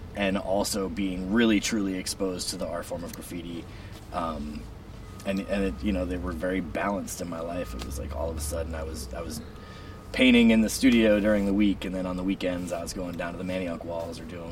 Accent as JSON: {"language": "English", "town": "Rahway", "region": "New Jersey", "country": "United States", "tie": "born or raised there", "moved": "yes", "lives_now": "Vermont, United States", "said": "I grew up in Rahway, New Jersey, right outside of New York City"}